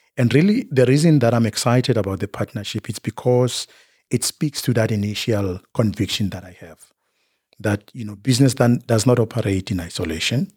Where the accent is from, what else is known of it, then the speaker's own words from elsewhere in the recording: Bushbuckridge, Mpumalanga, South Africa; I was born in Mpumalanga, Bushbuck Ridge. That's where I was born and bred.